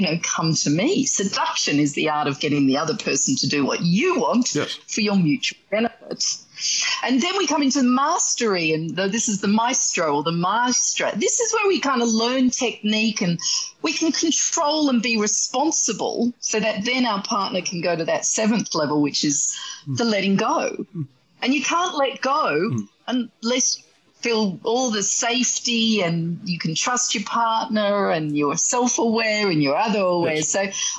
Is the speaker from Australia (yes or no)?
yes; Australia; accent: Australian; that's my Australian accent